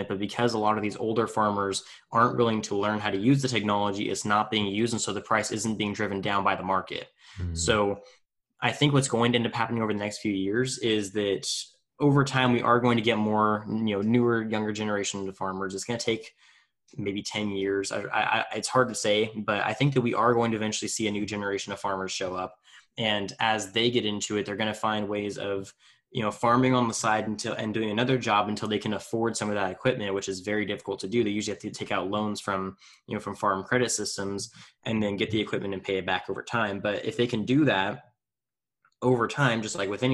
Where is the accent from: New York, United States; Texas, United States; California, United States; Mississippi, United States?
California, United States; Tulare; in my hometown of Tulare, California